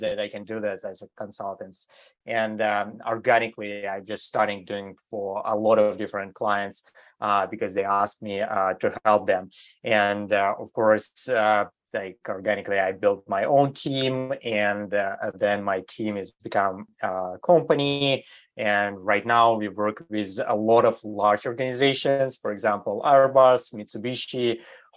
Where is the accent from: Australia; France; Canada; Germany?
Germany; moved away as an adult; also born or lived in Eastern Europe / Switzerland; now in United States; I grew up in Europe. So I was grew up in Germany